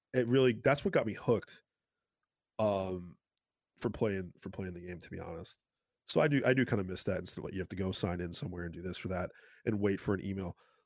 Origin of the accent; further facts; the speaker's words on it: Massachusetts, United States; Well, I'm from South Shore, Massachusetts, and they have like their own style of pizza. They call it South Shore bar style.